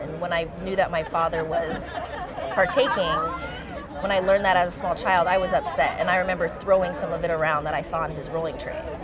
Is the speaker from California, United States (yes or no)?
yes; Manteca, California, United States; also born or lived in Hayward, California / East Oakland, California; Through high school, I grew up in Manteca, California